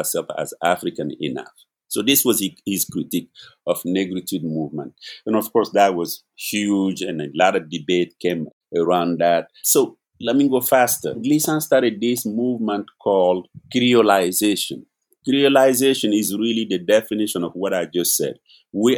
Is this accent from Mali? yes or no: yes; Mali; now in New York, United States; I am originally from Mali